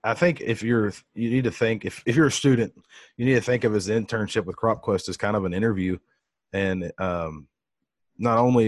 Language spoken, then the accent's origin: English; between Houston and Victoria, the Texas coast, United States; I grew up in the Texas coast, between Houston and Victoria